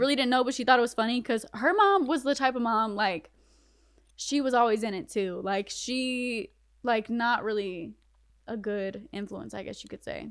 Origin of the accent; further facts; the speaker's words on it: Bunnlevel, North Carolina, United States; also born or lived in Connecticut / Fayetteville, North Carolina / Spring Lake, North Carolina; they moved to North Carolina, and I grew up in Bun Level